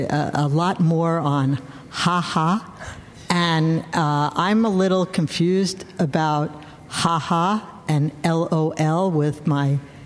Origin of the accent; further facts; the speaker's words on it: New York, United States; now in Berkeley, United States; And you've made an incredible difference in my life as a New Yorker living here. An expatriate New Yorker.